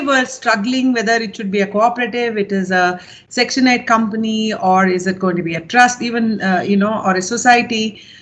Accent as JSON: {"language": "English", "town": "Bangalore", "region": "Karnataka", "country": "India", "tie": "born or raised there", "also_born_or_lived": "Pune", "moved": "as an adult", "said": "I came back to Bangalore, which is my hometown"}